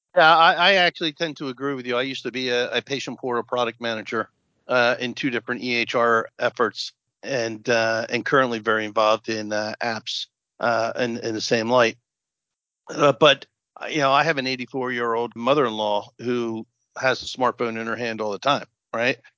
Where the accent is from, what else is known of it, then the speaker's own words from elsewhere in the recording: New Jersey, United States; we're both from Jersey, so I was on the board of education for a long time. I was the county Monmouth County legislative representative